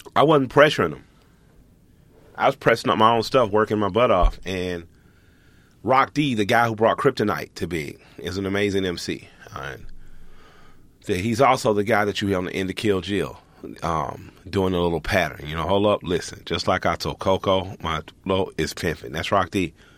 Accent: Atlanta, Georgia, United States; I'm from Atlanta

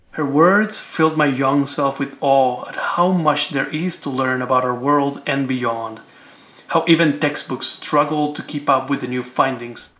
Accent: Cuba; I grew up in Cuba

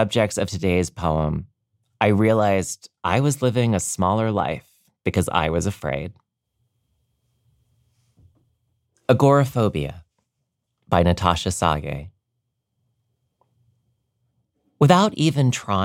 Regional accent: Maryland, United States; now in New York, United States; I finished high school in Maryland

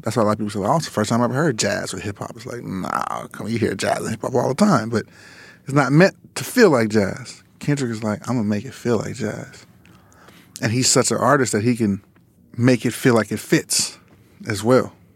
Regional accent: Los Angeles, California, United States; we grew up in Lamar Park, like, around, you know, Kamal Dubs, um, you know, the world stage

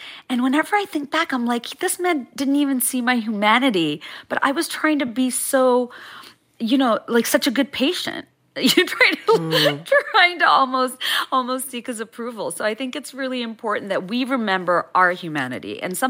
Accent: Bangladesh; moved away; when I was growing up in Bangladesh

